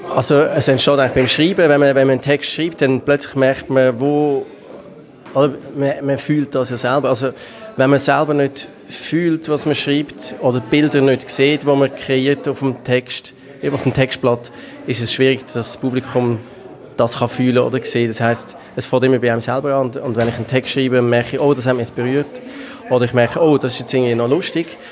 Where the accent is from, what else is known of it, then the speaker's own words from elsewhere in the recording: Baden, Aargau, Switzerland; ich komme aus Baden, ich bin Slam-Poet, Autor